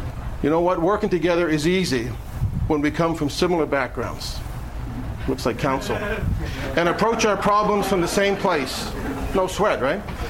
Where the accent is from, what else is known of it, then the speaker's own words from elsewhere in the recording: Halifax, Nova Scotia, Canada; we're from Halifax